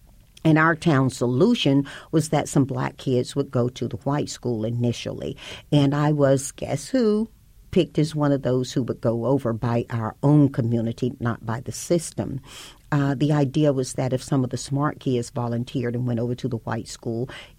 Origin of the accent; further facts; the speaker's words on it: the South, United States; people think about the communities such as I grew up in, they think about them being Bible-based, and I grew up in the Bible Belt.